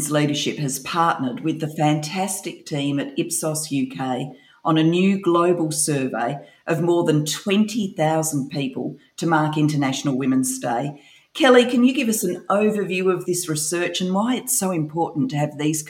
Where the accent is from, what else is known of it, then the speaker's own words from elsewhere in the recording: Australia; now in United Kingdom; given I'm an Aussie